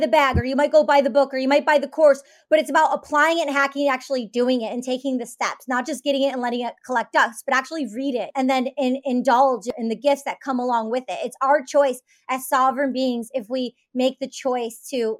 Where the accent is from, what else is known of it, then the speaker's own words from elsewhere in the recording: Detroit, Michigan, United States; I'm from Detroit. I grew up in the suburbs